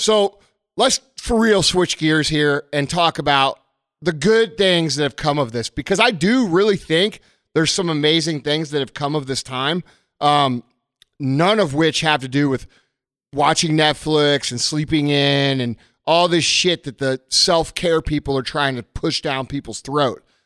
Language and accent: English; United States; we as American people